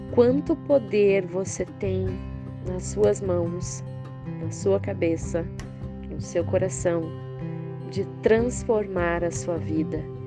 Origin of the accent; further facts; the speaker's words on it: Curitiba, Paraná, Brazil; de Curitiba, no Paraná